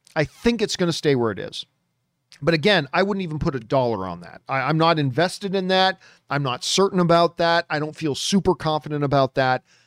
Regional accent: Canada; moved away; go back to Canada and then work with Cineplex, 'cause I grew up in Cineplex theaters

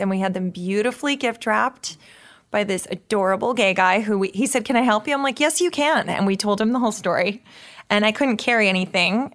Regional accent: New York, United States; When I grew up in New York in the seventies

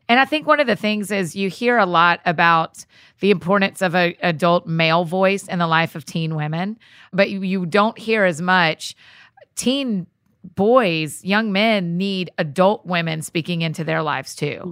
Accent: the South, United States; accent: Southern; my Southern accent

